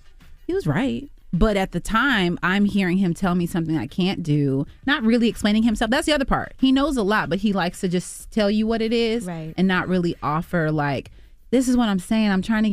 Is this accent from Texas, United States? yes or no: yes; Texas, United States; He's from Philly, I'm from Texas, and there's a lot of things you can take from